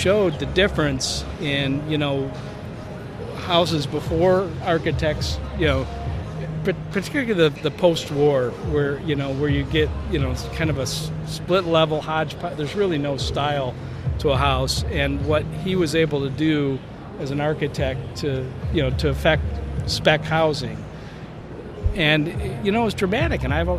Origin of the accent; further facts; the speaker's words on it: Chicago, Illinois, United States; we're from Chicago. We're in Chicago